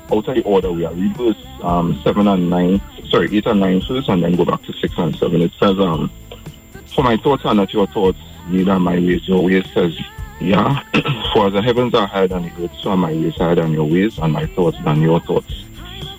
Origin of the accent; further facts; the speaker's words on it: Tobago, Trinidad & Tobago; moved away as an adult; also born or lived in Trinidad; I'm from Tobago. I came to Trinidad